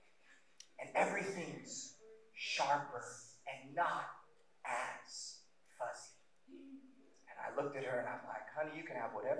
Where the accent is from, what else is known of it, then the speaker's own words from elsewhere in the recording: Roseburg, Oregon, United States; I grew up in Roseburg